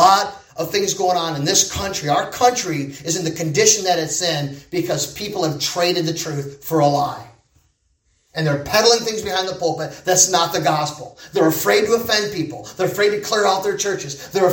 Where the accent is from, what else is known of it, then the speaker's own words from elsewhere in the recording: United States; accent: American; I was an American. Okay, so I kind of stood out because of my accent